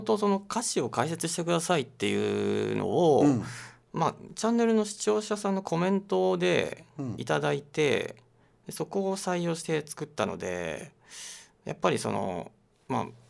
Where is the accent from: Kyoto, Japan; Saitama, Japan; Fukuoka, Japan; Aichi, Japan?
Aichi, Japan; born or raised there